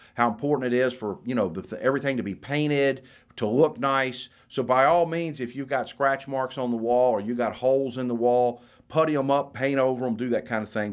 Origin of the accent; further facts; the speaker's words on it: Florida, United States; moved away; I'm from Florida. My, my daughter's, my mother, a brother live in Florida